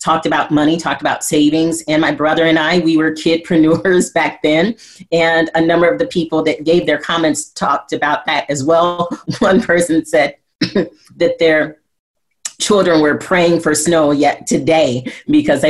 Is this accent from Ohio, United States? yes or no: no; Flint, Michigan, United States; I grew up in Flint, Michigan, and we had a program in our school, in our elementary school